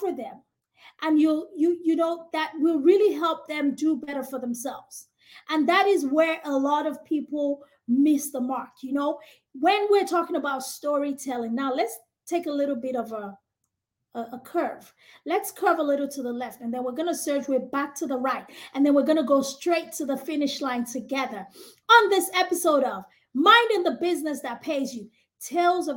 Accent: Nigeria; moved away as an adult; now in United States; African, from Nigeria. I grew up in Nigeria, had all of my education all the way to my Bachelor's of Science in Microbiology in Nigeria

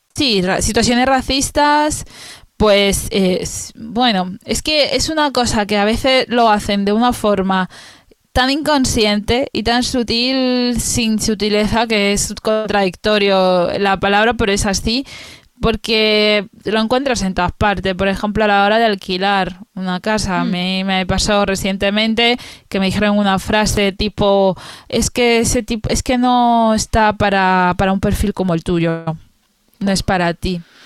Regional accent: Spain; soy española

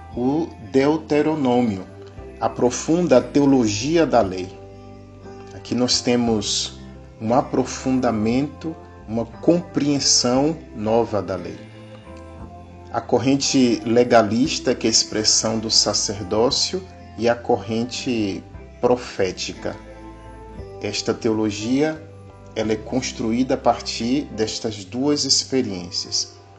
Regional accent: Conceição da Feira, Bahia, Brazil; Sou natural de Conceição da Feira, a cidade ternura no nosso recôncavo baiano.

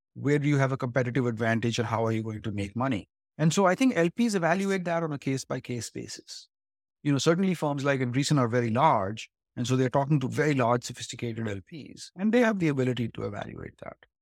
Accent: India; moved away as an adult; now in Silicon Valley, United States; I grew up in India and came here to study eventually to Stanford

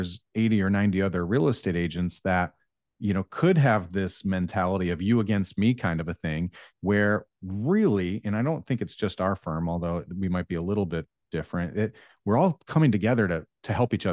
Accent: Northern New York, United States; also born or lived in Colorado / Baltimore; now in Raleigh, United States; I grew up in Northern New York

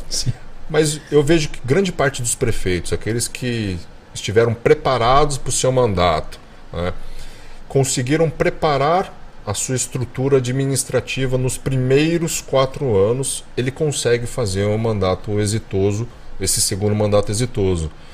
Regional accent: Brazil; also born or lived in California, United States; como brasileiro

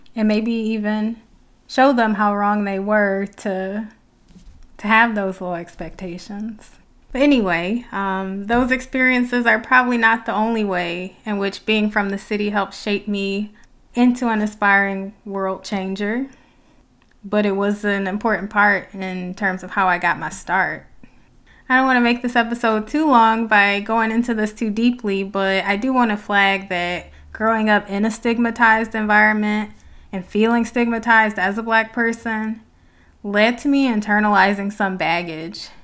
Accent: Detroit, Michigan, United States; I'm from Detroit

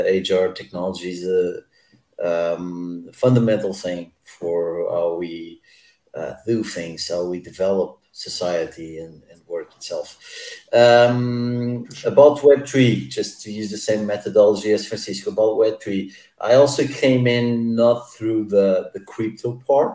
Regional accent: Lisbon, Portugal; I'm from Lisbon, computer science. I studied at Tecnico

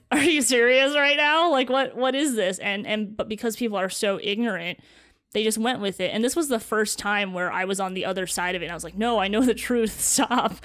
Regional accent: East Lansing, Michigan, United States; I grew up around Michigan State University.

